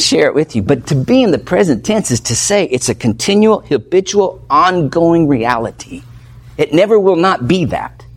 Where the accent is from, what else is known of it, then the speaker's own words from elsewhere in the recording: United States; I'm an American, we're Americans